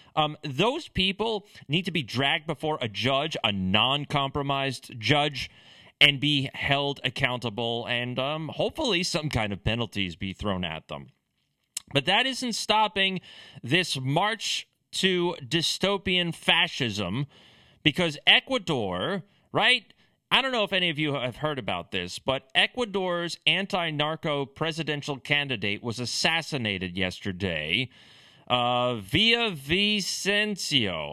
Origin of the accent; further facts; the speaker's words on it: United States; as an American